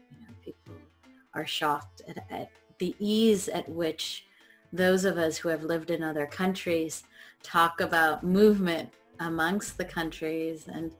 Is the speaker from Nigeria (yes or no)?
no; Switzerland; now in United States; I was born in Switzerland. and lived in Switzerland and in Europe